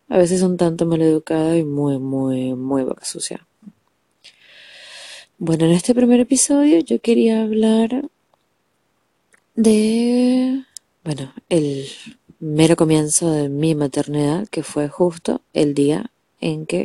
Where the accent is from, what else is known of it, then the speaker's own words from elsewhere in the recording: Venezuela; now in Argentina; sí, yo soy venezolana, pero vivo en Argentina, y en Argentina todo es al revés